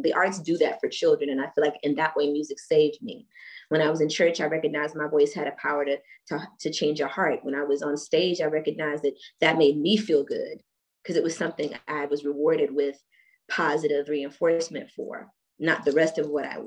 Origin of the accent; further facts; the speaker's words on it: Washington, District of Columbia, United States; also born or lived in Germany; growing up in Washington, D.C., after returning from being in Germany